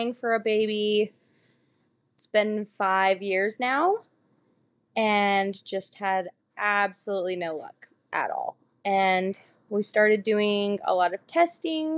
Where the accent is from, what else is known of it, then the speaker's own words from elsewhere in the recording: Utah, United States; I'm from Utah, born and raised